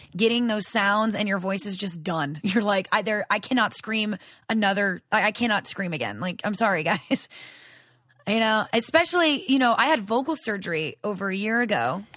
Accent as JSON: {"language": "English", "region": "Louisiana", "country": "United States", "moved": "yes", "said": "I'm from Louisiana originally."}